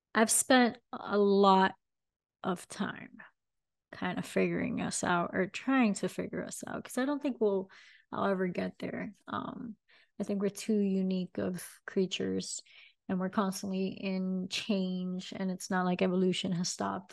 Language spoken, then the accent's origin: English; Miami, Florida, United States; I am born and raised in Miami.